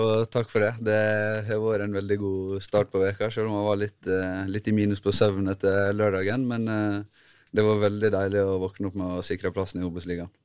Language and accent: Norwegian; Ulsteinvik, Møre og Romsdal, Norway; moved away; jeg er født og oppvokst i Ulsteinvik